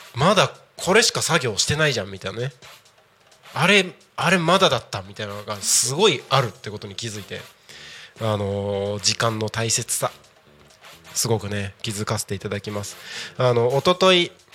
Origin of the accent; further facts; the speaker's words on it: Takko, Aomori, Japan; 僕の地元でもある青森県田子町